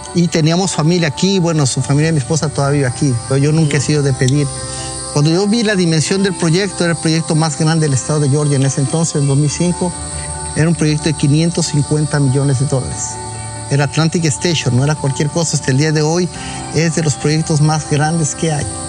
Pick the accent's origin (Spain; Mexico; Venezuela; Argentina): Mexico; Monterrey, Nuevo León; moved away as an adult; also born or lived in Mexico City; now in United States; Yo soy nacido en Monterrey, Nuevo León y viví en México, Distrito Federal.